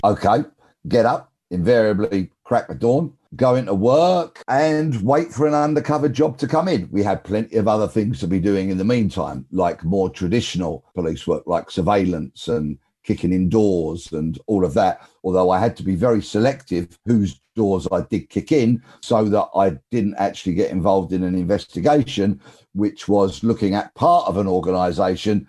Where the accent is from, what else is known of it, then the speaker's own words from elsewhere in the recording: London, United Kingdom; I'm from South London